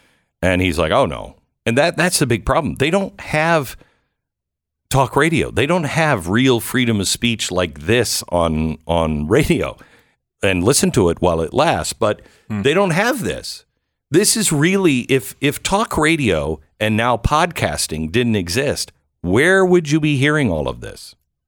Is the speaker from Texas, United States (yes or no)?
yes; Texas, United States; Now, I'm from Texas.